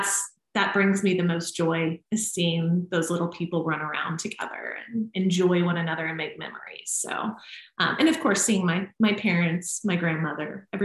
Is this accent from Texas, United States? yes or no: no; Nashville, Tennessee, United States; moved away; So being that I did move away from my family, I moved from Nashville, which is still home to me.